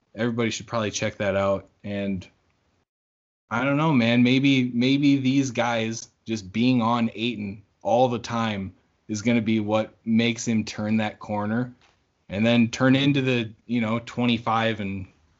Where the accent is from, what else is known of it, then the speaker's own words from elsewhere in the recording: Bahamas; And, you know, growing up in the Bahamas, a little different, you know, basketball different culture in here.